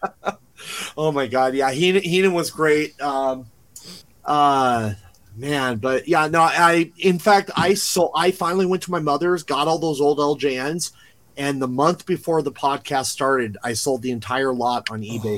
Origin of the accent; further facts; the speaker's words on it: Garden Grove, California, United States; I grew up in a city called Garden Grove, California. It's right okay. next to Anaheim.